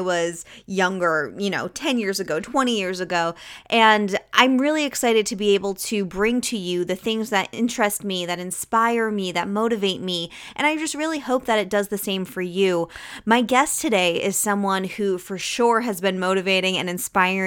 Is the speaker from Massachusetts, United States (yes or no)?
yes; Mattapoisett, Massachusetts, United States; I grew up down towards the Cape in Mattapoisett.